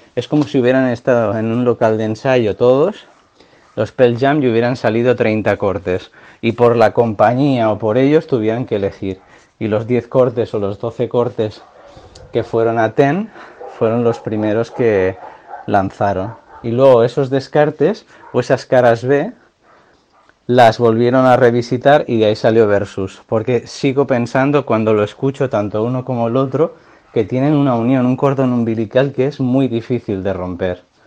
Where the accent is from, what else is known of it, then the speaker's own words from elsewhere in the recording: a town near the Pyrenees border, Catalonia, Spain; mi pueblo, pucharda un pueblo cerca de la frontera de los Pirineos